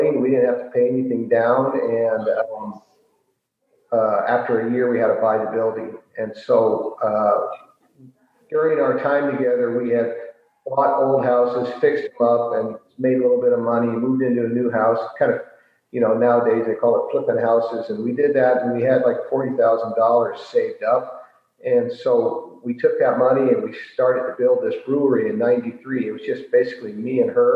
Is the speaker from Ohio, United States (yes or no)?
no; San Francisco, California, United States; moved away as an adult; now in Wisconsin, United States; I'm originally from San Francisco.